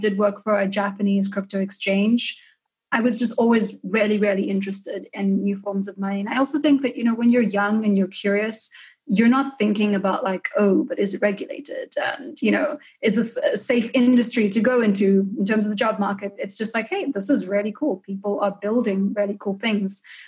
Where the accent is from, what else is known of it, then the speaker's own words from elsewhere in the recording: South Africa; now in San Francisco, United States; I don't know if you can hear from the accent, but I'm from South Africa originally. I'm currently sitting in San Francisco, though.